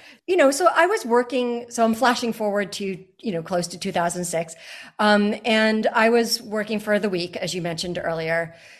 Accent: Groton, Massachusetts, United States; I think when I was growing up in Groton, Massachusetts, which is a small town, and it's a very beautiful small town, but that I didn't appreciate that when I was small.

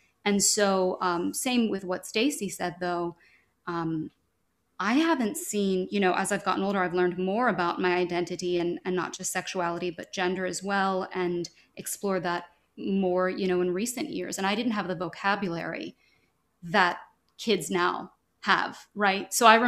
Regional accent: Louisville, Kentucky, United States; I'm from Louisville, Kentucky, and being a queer kid in Kentucky

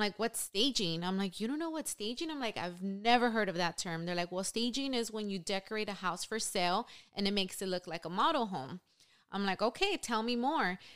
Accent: Los Angeles, California, United States; also born or lived in San Diego; Born and raised in East L A.

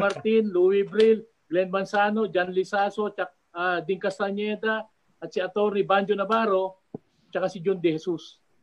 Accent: Cuyapo, Central Luzon, Philippines; nung bata ako dito, sa bayan namin sa Kuya po, parang ganitong oras, ganyan, madilim, palaging walang ilaw

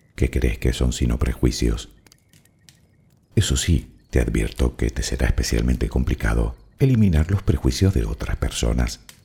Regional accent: Spain; que soy español

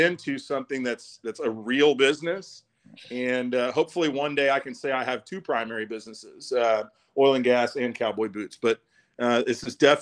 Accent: Dallas, Texas, United States; growing up in Dallas

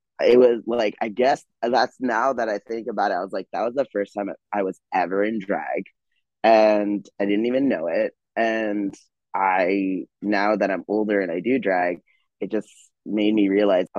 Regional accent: Chino, California, United States; also born or lived in Montclair, California; I was born in Montclair, California, raised in Chino, California, the hood, off of Fifth Street and Riverside

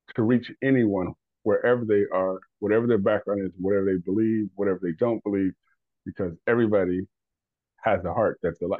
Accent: Detroit, Michigan, United States; also born or lived in West Virginia; we moved away from Detroit. We moved out into the the sticks, uh, West Virginia.

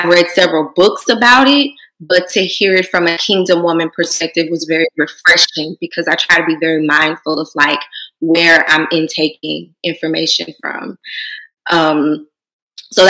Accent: Louisiana, United States; moved away as an adult; now in Houston, United States; originally I'm from Louisiana, small town in Louisiana

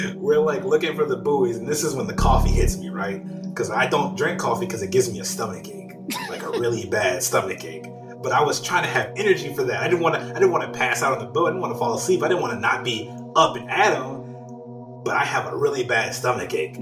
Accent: New Orleans, Louisiana, United States; Growing up in New Orleans

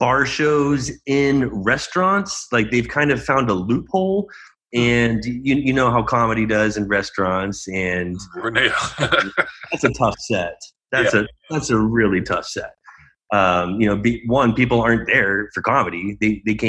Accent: Dallas, Texas, United States; now in Scottsdale, United States; I'm from Dallas, the Dallas area originally, but I've been in Scottsdale for about 15 years

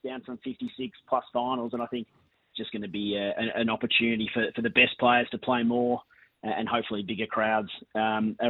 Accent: Victoria, Australia; I'm a Victorian

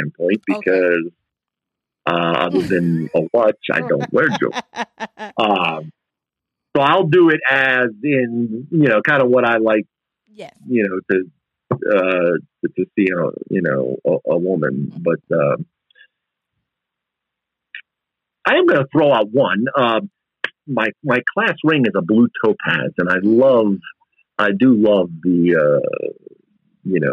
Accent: East Coast, United States; now in Texas, United States; being Italian and growing up on the East Coast

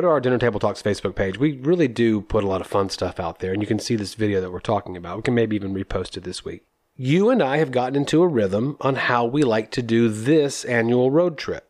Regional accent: New Hampshire, United States; I'm from New Hampshire

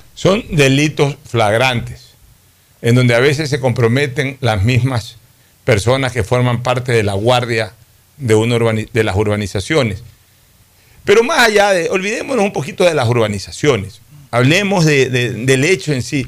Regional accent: Guayaquil, Guayas, Ecuador; Nací en Junín y Vaquerizo Moreno

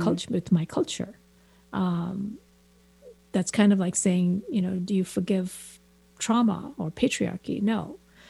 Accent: India; moved away as an adult; also born or lived in New York; now in San Francisco Bay Area, United States; I'm very Indian, and I'm also very not Indian. And it's, I think being an immigrant

